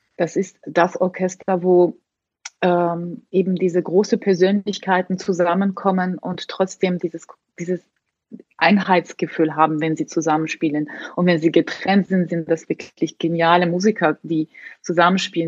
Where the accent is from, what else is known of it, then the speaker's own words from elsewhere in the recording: Tbilisi, Georgia; moved away; also born or lived in Hamburg / Munich; dass ich immer noch so eine Verbindung habe mit meiner Heimat, dass egal wie viele Jahre ich weg bin, komme ich dort zurück und fühle mich trotzdem sehr zu Hause